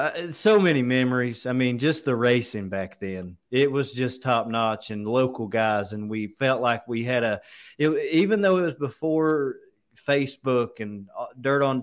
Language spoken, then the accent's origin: English; Richmond, Kentucky, United States; I grew up in Richmond, and it's always been my home track